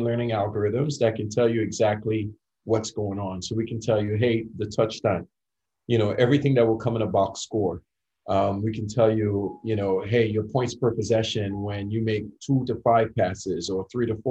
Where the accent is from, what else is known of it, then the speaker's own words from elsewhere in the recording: Trinidad & Tobago; moved away as an adult; now in United States; growing up in Trinidad